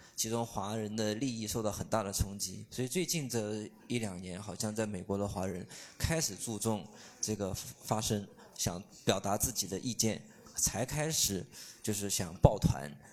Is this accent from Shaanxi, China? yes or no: no; Ürümqi, Xinjiang, China; 我是来自新疆乌鲁木齐的听友